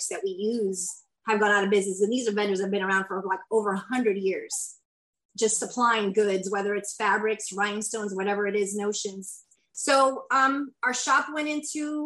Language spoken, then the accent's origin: English; Kissimmee, Florida, United States; also born or lived in Puerto Rico; I'm originally from Puerto Rico. I lived there until I was 8, and then I've been in Kissimmee since pretty much my whole entire life